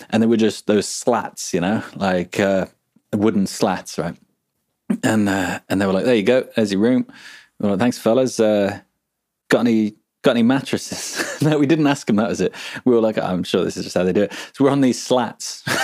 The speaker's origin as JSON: {"language": "English", "country": "Brazil", "accent": "Brazilian interior accent", "second_language": "English", "said": "back then I was speaking in a, um, how do you call it? Interior accent, you know."}